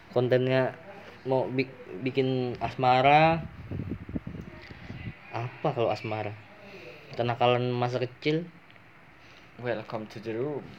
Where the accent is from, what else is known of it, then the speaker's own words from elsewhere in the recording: Lampung, Indonesia; asal dari Lampung, umur 18 tahun, hobi ngebacot.